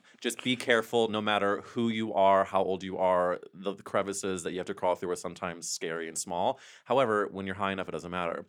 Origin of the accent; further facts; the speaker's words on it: St. Louis, Missouri, United States; I grew up in Missouri